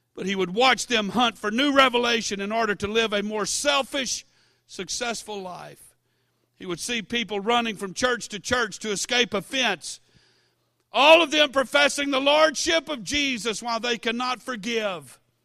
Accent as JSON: {"language": "English", "town": "Baton Rouge", "region": "Louisiana", "country": "United States", "tie": "born or raised there", "said": "I was born and raised in Baton Rouge"}